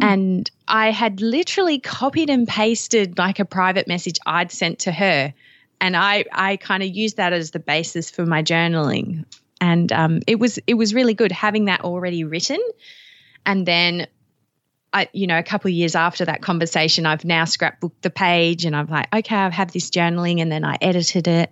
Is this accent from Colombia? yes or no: no; Australia; you can probably tell from even the few words I've spoken, I'm from Australia